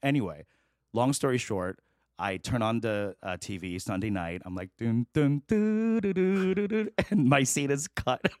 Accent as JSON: {"language": "English", "town": "New York City", "region": "New York", "country": "United States", "tie": "born or raised there", "also_born_or_lived": "Chicago / Korea / The Bronx", "moved": "yes", "lives_now": "Los Angeles, United States", "said": "I grew up in Queens"}